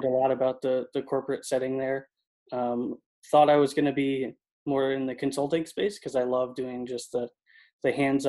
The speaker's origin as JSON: {"language": "English", "region": "Connecticut", "country": "United States", "tie": "born or raised there", "also_born_or_lived": "Boston, Massachusetts", "moved": "as an adult", "lives_now": "Southern California, United States", "said": "from Connecticut, born and raised"}